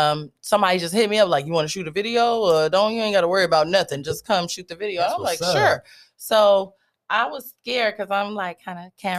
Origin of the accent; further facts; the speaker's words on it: Stockton, California, United States; also born or lived in Germany; and raised, but you know, my dad was a military dad, so I spent a little time living overseas.